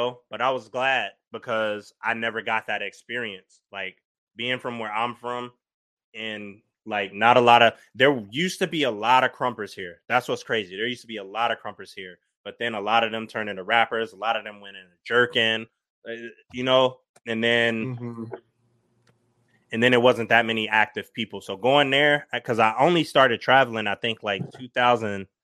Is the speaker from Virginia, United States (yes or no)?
no; Minnesota, United States; moved away; also born or lived in Detroit; I'm from Minnesota